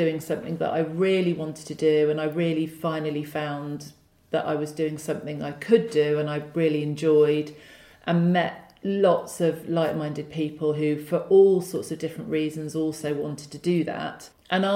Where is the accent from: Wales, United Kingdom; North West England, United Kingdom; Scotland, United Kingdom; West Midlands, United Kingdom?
West Midlands, United Kingdom; Wolverhampton; I grew up in the Midlands. I went to Wolverhampton Girls High School